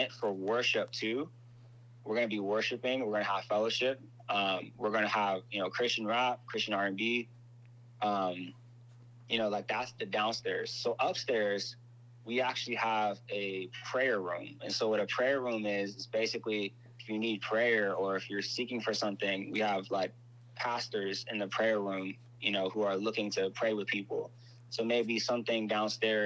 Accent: Inglewood, California, United States; I'm from Inglewood

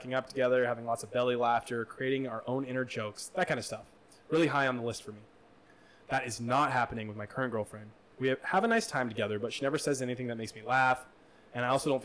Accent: Midwest, United States; moved away; I grew up in the Midwest

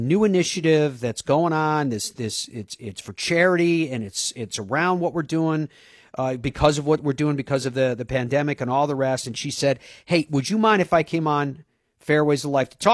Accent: Ireland; I'm Irish

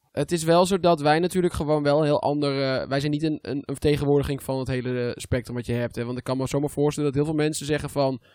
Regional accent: Netherlands; ik ben Nederlander

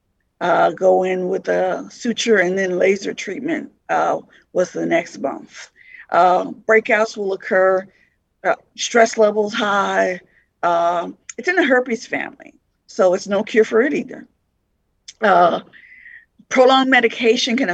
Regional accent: Las Vegas, Nevada, United States; moved away as an adult; now in Lincoln, United States; I'm originally from Las Vegas, recently moved to Lincoln

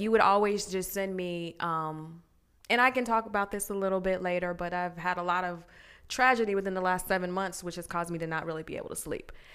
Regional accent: Glendale, Arizona, United States; moved away as an adult; also born or lived in Virginia; I was born in Virginia, but I was raised in the good old sunny Glendale, Arizona.

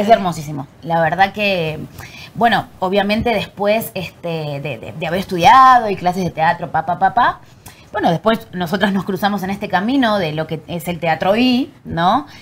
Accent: Argentina; moved away as an adult; now in Mexico; nací en Argentina y la verdad que mi infancia fue muy feliz

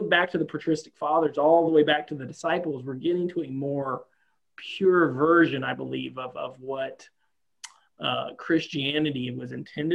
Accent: the South, United States; I grew up Southern Baptist in the South for the most part.

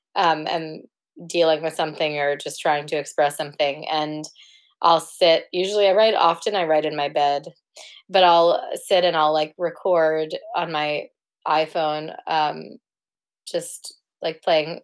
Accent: New York City, New York, United States; moved away as an adult; now in Cambridge, United Kingdom; I'm originally from New York City um, from Manhattan.

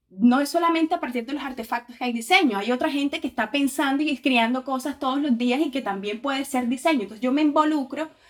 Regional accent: Caribbean Region, Colombia; yo soy del Caribe colombiano, de la región Caribe, ahí en, sí, frente al mar Caribe

